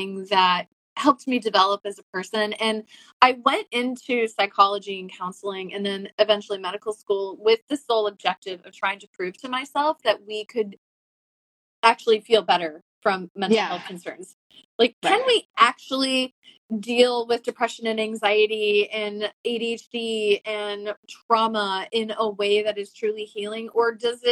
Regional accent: Iowa, United States; I grew up in Iowa

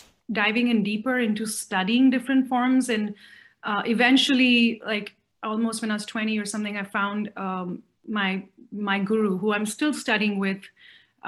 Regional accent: Mumbai, Maharashtra, India; also born or lived in Chennai, India / Pondicherry, India; I was born in Chennai. I'm Tamilian, born in Chennai. And I think the first 3-4 years of my life, we lived in Pondicherry and then moved to Bombay.

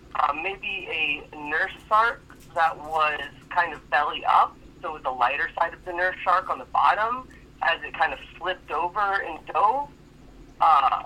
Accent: Florida, United States; saying I'm from Florida

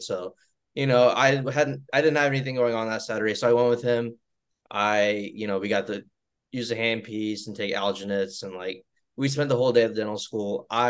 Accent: Troy, Alabama, United States; moved away as an adult; also born or lived in Georgia / North Carolina; now in Birmingham, United States; So I'm not from Birmingham. I'm from Troy, which is like 2.5 hours from here.

